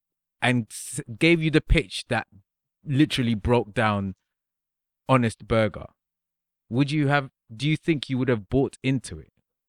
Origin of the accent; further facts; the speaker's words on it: London, United Kingdom; because I grew up in Clapham, now is nothing like how it used to be.